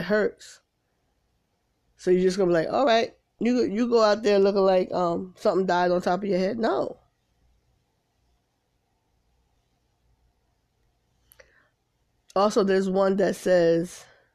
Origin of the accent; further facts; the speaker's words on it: Paterson, New Jersey, United States; now in South Carolina, United States; my hometown, Patterson